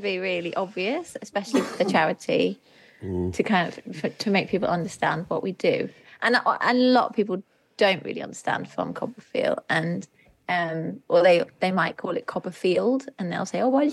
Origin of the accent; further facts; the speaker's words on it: Midlands, United Kingdom; also born or lived in Germany / London; now in Cornwall, United Kingdom; I was born in Germany, and then I was brought to the UK by my mum, who's British, and we moved to the Midlands